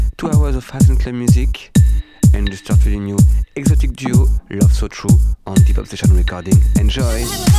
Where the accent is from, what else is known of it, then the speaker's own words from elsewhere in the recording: Paris, Île-de-France, France; I'm from Paris.